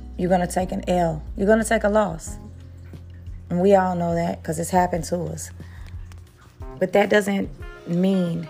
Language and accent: English; Kansas City, Missouri, United States; Kansas City Chiefs have won the Super Bowl again, and y'all know that's my hometown